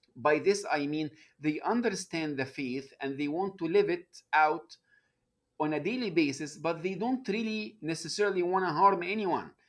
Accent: Egypt; moved away as an adult; now in United States; I, uh, was born and raised in Egypt

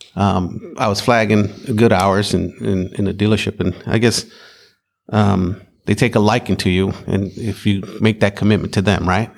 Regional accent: Maricopa, Arizona, United States; I'm from Arizona.

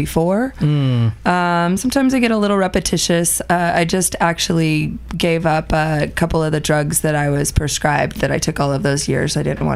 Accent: Mojave Desert, Southern California, United States; also born or lived in Sacramento; I grew up in Southern California in the Mojave Desert

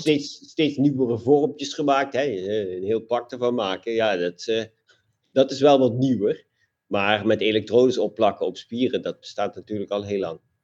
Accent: Limburg, Netherlands; als ik vanuit eh, mijn, mijn, eh, mijn geboorteplaats eh, te hard fiets, dan zit ik al in Duitsland

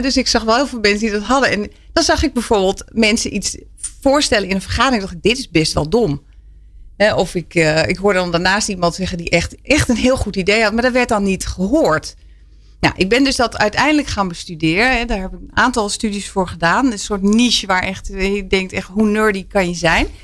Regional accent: Twente, Overijssel, Netherlands; ik ben opgegroeid in Twente

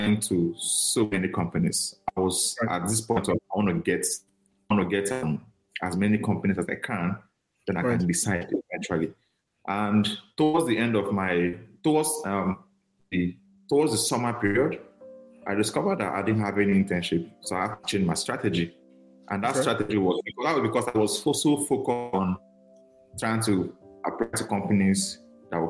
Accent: Nigeria; moved away as an adult; now in United States; I'm very Nigerian. I'm very Nigerian.

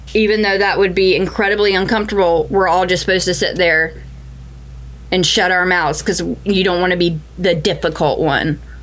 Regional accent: the South, United States; Growing up in the South

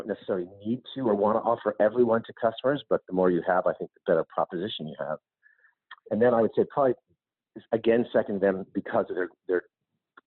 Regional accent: United States; I'm American

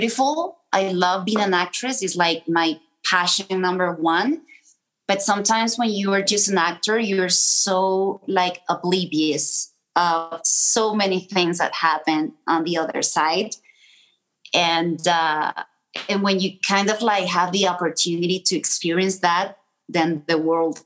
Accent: Caracas, Capital District, Venezuela; moved away as an adult; also born or lived in Colombia / Los Angeles / New York; I had a beautiful childhood in Caracas, in Venezuela. My parents were coming from Colombia, so they were immigrants

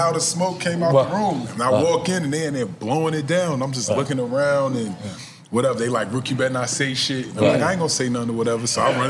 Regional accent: Orange, New Jersey, United States; I'm from Jersey. So, like, where I grew up.

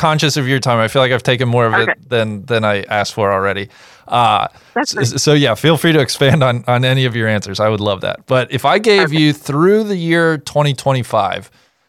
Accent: Cincinnati, Ohio, United States; I grew up in Cincinnati, so I was very fortunate.

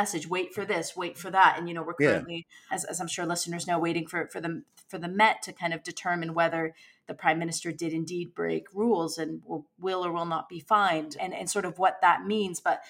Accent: United States; now in United Kingdom; my home country in the United States

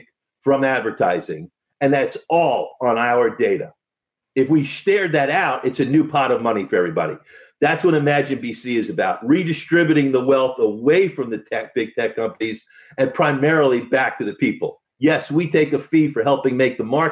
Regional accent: United States; as an American

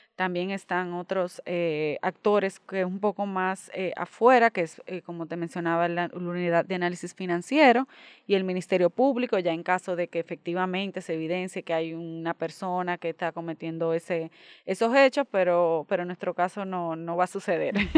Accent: Dominican Republic; nosotros como dominicanos

